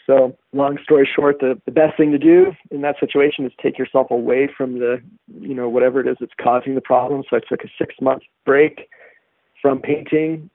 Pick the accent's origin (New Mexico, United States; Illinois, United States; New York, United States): New Mexico, United States; Santa Fe; I was born in Santa Fe. It's it's pretty hard to not fit within the stereotype. But yes, my parents were hippies, and I was raised on healthy food